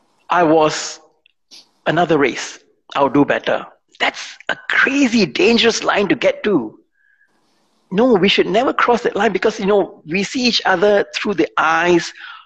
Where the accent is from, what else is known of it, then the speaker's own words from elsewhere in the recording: Singapore; I believe that I can bring value to the table as a Singaporean, not as a minority, but as a Singaporean.